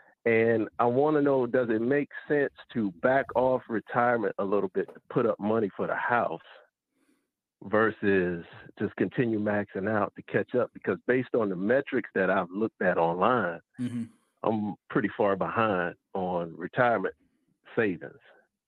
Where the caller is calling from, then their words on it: Georgia, United States; I'm calling from Georgia.